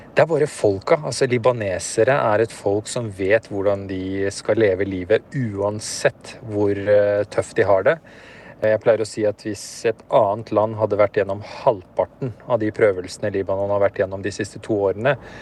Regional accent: Oslo, Norway; moved away as an adult; also born or lived in Afghanistan / Peshawar, Pakistan; now in Beirut, Lebanon; Jeg vokste opp på Grünerløkka

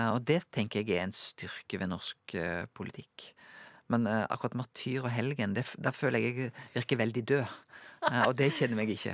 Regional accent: Norway; Jeg er jo en nordmann

